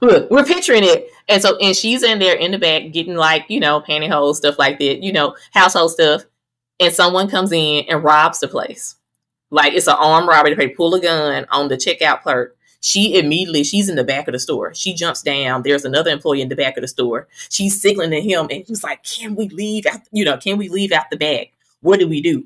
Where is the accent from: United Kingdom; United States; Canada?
United States; Greenville, Mississippi; also born or lived in Charleston, Mississippi; now in Atlanta, United States; I am from oh, Greenville